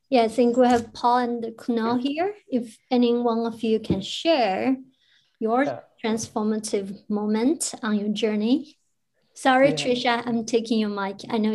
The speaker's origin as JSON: {"language": "English", "country": "China", "said": "it's still the most intimidating group of people since I came from China, where, you know, like whoever has the power, you have the right to speak."}